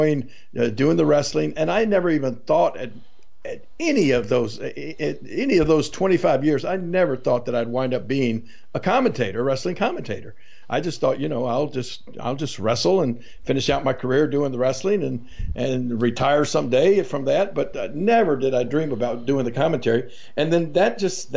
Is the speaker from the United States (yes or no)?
yes; Memphis, Tennessee, United States; right outside of Memphis, Tennessee, my hometown.